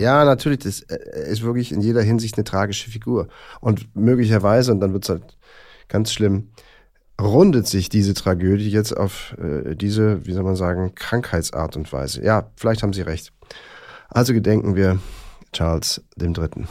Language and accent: German; Rhineland, Germany; moved away as an adult; also born or lived in Bonn / Bad Godesberg; Ich bin ja immerhin im Rheinland geboren und habe da also die ersten na, 18, 20, ein bisschen mehr noch Jahre gelebt